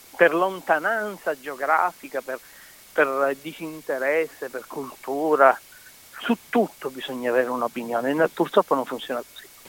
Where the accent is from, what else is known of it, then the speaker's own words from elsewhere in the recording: Palermo, Sicily, Italy; accent: Palermitan dialect; il dialetto palermitano e proprio il mio dialetto